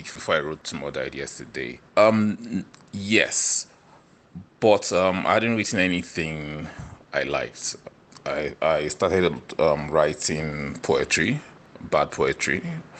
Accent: Niger Delta, Nigeria; I'm from the Niger Delta region in Nigeria

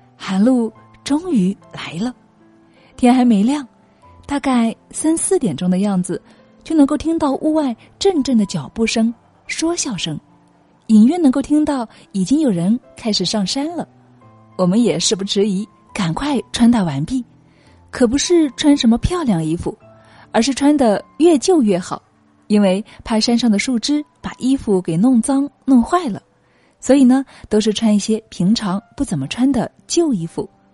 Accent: southern Hunan, China; moved away; 我们家是湖南南部的一个小山村

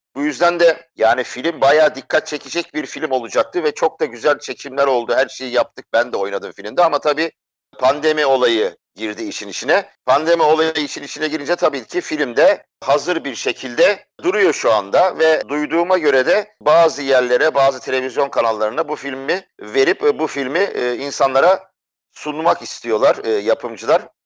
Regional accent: Istanbul, Turkey; 1963 yılında İstanbul'da dünyaya geldim.

